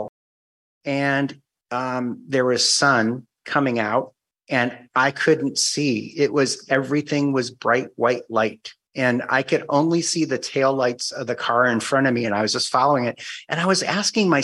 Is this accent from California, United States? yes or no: no; Cleveland, Ohio, United States; moved away as an adult; also born or lived in Whidbey Island, Washington / Guam; now in Washington, United States; I'm originally from Cleveland.